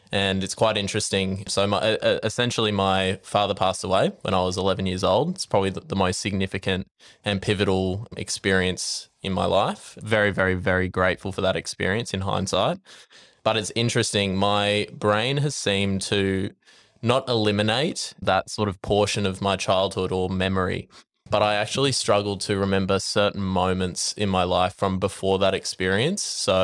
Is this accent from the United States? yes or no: no; Brisbane, Queensland, Australia; Well, I grew up in Brisbane.